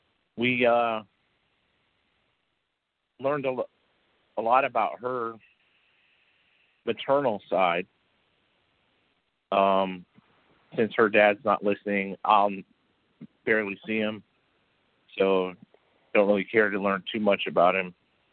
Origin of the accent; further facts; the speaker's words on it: Michigan, United States; also born or lived in California / Las Vegas; I was born in Michigan. I was raised Michigan, California. I mean, we moved 34 times.